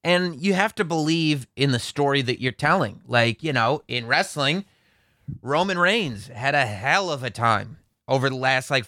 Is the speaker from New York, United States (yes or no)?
yes; Westchester, New York, United States; I'm from Westchester